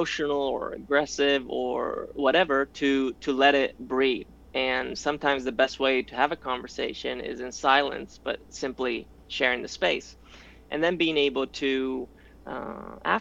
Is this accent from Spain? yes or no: yes; Spain; moved away; I grew up in Spain